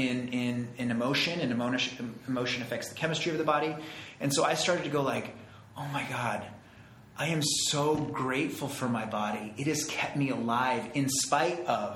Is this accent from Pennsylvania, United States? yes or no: no; Santa Fe, New Mexico, United States; moved away; I grew up in Santa Fe, New Mexico.